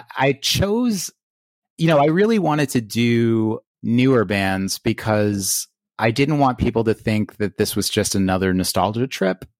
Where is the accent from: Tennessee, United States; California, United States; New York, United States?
New York, United States; New York City; also born or lived in Long Island; I grew up in Queens